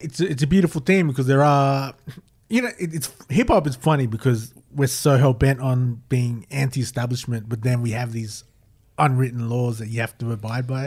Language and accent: English; Queanbeyan, New South Wales, Australia; born or raised there